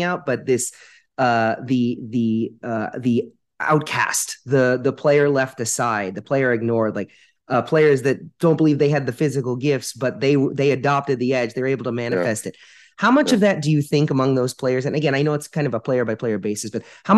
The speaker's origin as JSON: {"language": "English", "town": "Baltimore", "region": "Maryland", "country": "United States", "tie": "born or raised there", "moved": "yes", "lives_now": "Miami, United States", "said": "Growing up in Baltimore"}